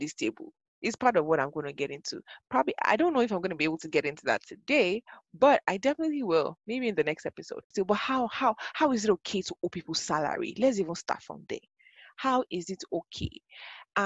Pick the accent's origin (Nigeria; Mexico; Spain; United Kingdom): Nigeria; Ibadan, Oyo; moved away as an adult; also born or lived in Ogun State; now in Lagos, Nigeria; Born and bred in Ibadan.